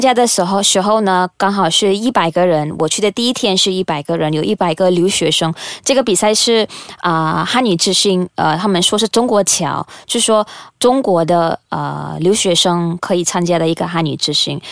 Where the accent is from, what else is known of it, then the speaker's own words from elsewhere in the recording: Malaysia; moved away; 那时候我的心还是在马来西亚，我都，呃，特别想回家，因为那时候已经很久没有回到我家乡